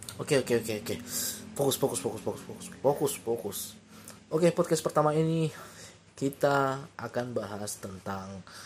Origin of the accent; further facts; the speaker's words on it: Tebing Tinggi, North Sumatra, Indonesia; also born or lived in Bekasi / Medan; asal muasalku itu dari tebing tinggi